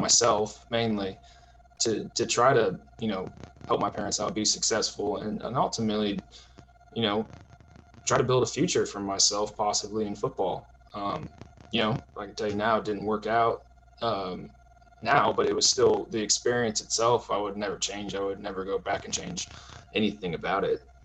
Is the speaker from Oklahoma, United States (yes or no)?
yes; Tulsa, Oklahoma, United States; also born or lived in Houston, Texas / New Jersey; I grew up mostly in Tulsa, you know, private school kid from Tulsa, Oklahoma